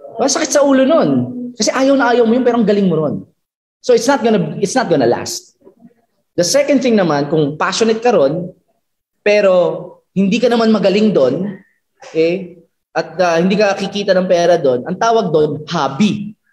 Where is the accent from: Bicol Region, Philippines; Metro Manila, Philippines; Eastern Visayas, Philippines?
Bicol Region, Philippines; I, I'm from from Bicol